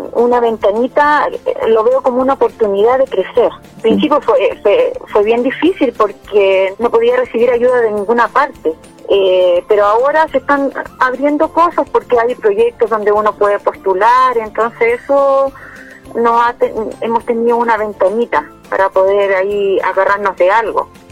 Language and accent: Spanish; Salamanca, Coquimbo, Chile; soy de Salamanca y tengo un emprendimiento de repostería